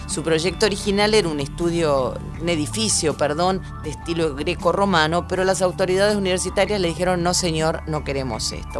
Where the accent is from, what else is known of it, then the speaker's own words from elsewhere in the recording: Rosario, Santa Fe, Argentina; now in Buenos Aires, Argentina; cuando era una ciudadana y habitante de la ciudad de Rosario